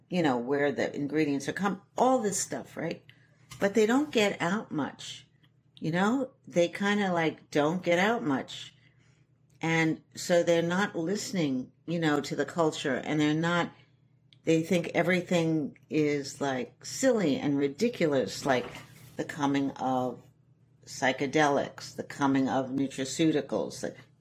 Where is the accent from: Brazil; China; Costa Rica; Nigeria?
China; Shanghai; also born or lived in New York City, United States; I come from a very, kind of rough background, the East Village. I'm sixth generation New Yorker. I was brought up in Shanghai because my father was head of the CID in Shanghai, which is like the CIA.